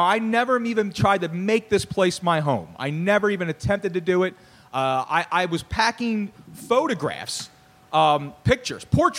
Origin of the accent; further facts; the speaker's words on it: Philadelphia, Pennsylvania, United States; I mean, I'm from Mayfair Northeast, born and raised.